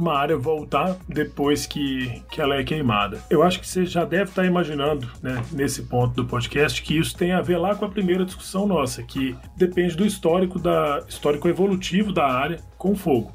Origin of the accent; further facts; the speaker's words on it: Southeast, Brazil; eu que sou do Sudeste